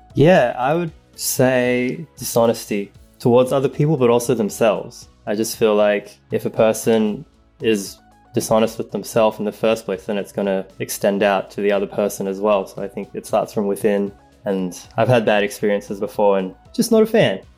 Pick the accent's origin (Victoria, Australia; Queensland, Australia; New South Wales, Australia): New South Wales, Australia; Sydney; moved away as an adult; now in Los Angeles, United States; I am from Sydney, Australia. I am 33 years old and now I live